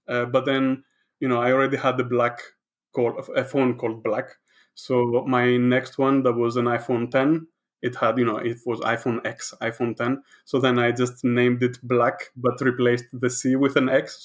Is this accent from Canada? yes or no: no; Greece; moved away as an adult; also born or lived in Netherlands; now in London, United Kingdom; I am from Greece